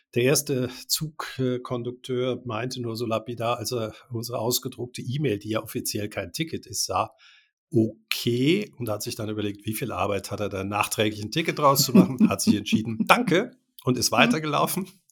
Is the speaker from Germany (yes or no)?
yes; Germany; first language German; now in Switzerland; Wir sind ja auch beide in Deutschland geboren. Ich lebe seit äh, 33 Jahren in der Schweiz